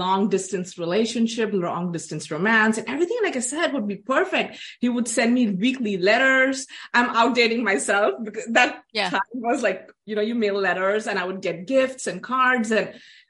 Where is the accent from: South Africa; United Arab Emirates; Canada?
United Arab Emirates; Dubai; But for me, because I grew up in Dubai and in the 80s, there was no colleges or universities there. So I was either to leave the country to come to the Western world, Europe, USA, or even go back to India for attending college.